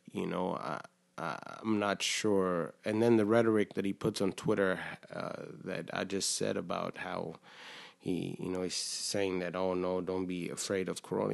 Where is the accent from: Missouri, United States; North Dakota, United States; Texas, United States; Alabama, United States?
Texas, United States; Killeen; moved away as an adult; I grew up in Texas, uh, just in a small town in Killeen